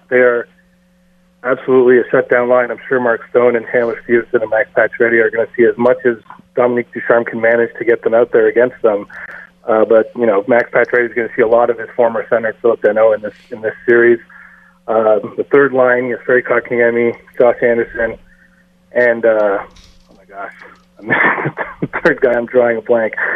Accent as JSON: {"language": "English", "country": "India", "said": "I'm Indian"}